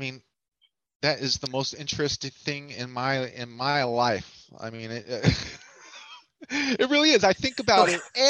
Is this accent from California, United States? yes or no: yes; Hayward, California, United States; I have an accent. I'm from South Hayward.